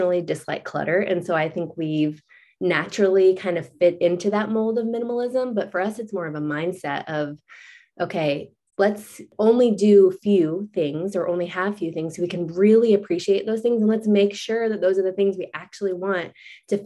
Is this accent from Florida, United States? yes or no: yes; Florida, United States; moved away as an adult; now in Chattanooga, United States; we both grew up in Florida